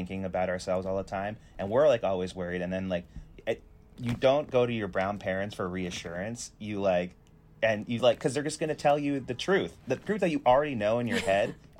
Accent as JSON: {"language": "English", "region": "New Jersey", "country": "United States", "tie": "born or raised there", "said": "I grew up in New Jersey"}